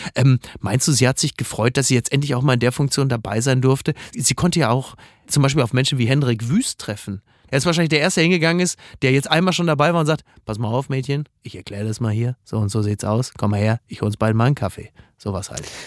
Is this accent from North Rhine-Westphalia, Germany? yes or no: yes; North Rhine-Westphalia, Germany; moved away; also born or lived in Hamburg; meiner Heimat NRW